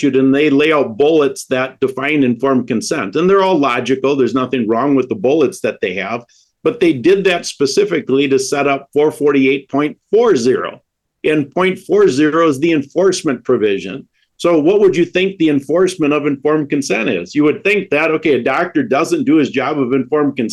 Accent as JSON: {"language": "English", "region": "Wisconsin", "country": "United States", "said": "I'm from Wisconsin"}